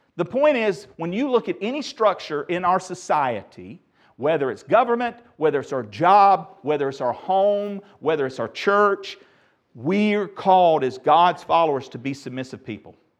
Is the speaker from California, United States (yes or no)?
no; Asheboro, North Carolina, United States; my first speaking engagement was in my hometown of Asheboro